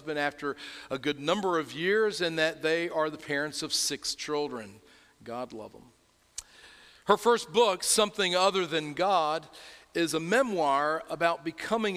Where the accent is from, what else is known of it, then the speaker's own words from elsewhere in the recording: North Carolina, United States; accent: North Carolina; my North Carolina accent